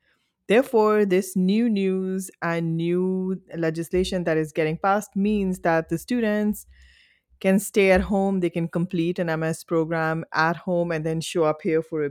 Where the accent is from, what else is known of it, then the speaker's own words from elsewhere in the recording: India; And as an Indian national, and again, I speak this, you know, the lines are longer.